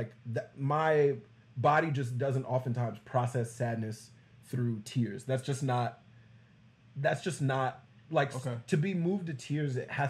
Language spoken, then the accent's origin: English; Texas, United States; like I'm from Texas.